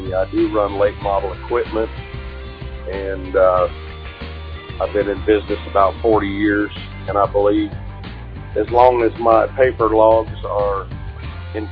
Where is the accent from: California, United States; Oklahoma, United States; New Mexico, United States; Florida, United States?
Oklahoma, United States; Yukon; I'm from Yukon, Oklahoma, and currently traveling through Tallulah